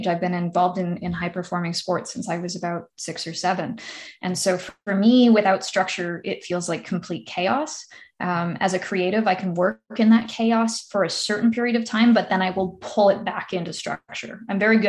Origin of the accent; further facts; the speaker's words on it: Ontario, Canada; now in North Vancouver, Canada; I'm also from Ontario